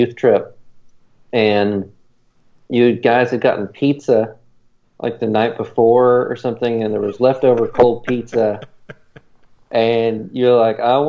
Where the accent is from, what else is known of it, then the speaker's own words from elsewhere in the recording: Tennessee, United States; I'm from Tennessee.